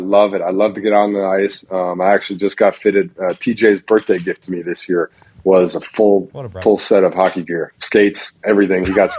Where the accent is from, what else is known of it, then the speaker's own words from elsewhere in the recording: Wisconsin, United States; I grew up in Wisconsin.